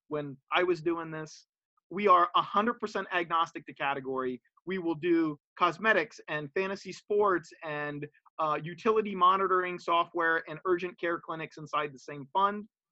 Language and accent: English; Philly suburbs, Pennsylvania, United States; moved away as an adult; also born or lived in Bay Area; now in Bucks County, United States; I'm born and raised in the Philly suburbs